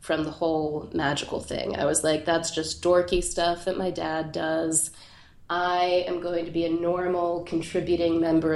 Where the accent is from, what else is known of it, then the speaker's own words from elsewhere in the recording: Pittsburgh, Pennsylvania, United States; There's this plateau in Pittsburgh, my hometown, which overlooks the city